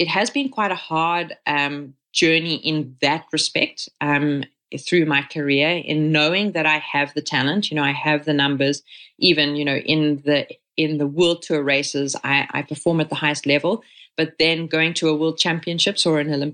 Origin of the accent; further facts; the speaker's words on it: South Africa; first language English; moved away as an adult; now in Catalonia, Spain; growing up in South Africa